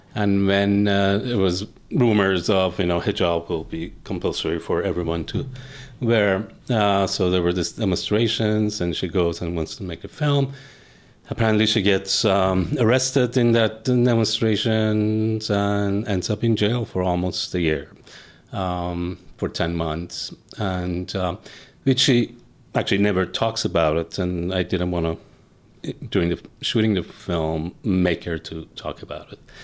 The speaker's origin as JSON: {"language": "English", "country": "Iran", "tie": "born or raised there", "moved": "yes", "said": "as a kid, uh, growing up in Iran, watching Iranian films"}